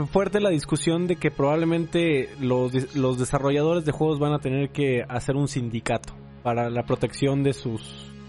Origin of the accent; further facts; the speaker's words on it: northern Mexico, Mexico; accent: norteño; tengo este pedigrí en mi acento norteño.